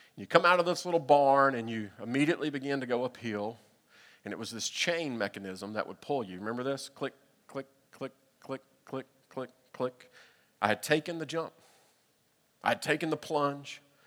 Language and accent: English; Middle Tennessee, United States; growing up in Middle Tennessee